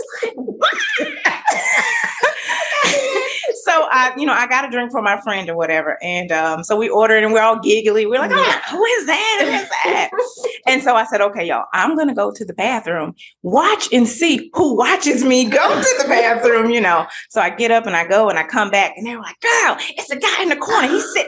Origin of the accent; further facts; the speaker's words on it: Greenville, Mississippi, United States; I'm from Greenville, Mississippi. I am the middle of three siblings.